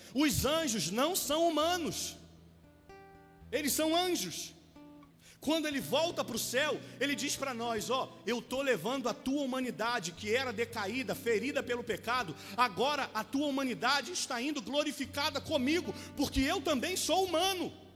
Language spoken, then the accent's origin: Portuguese; Rio de Janeiro, Brazil; moved away as an adult; also born or lived in Taquara; nascido e criado em Santa Cruz